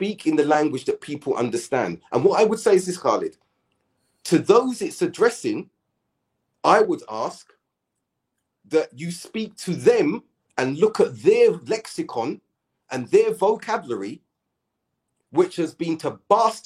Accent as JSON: {"language": "English", "country": "United Kingdom", "said": "We're British."}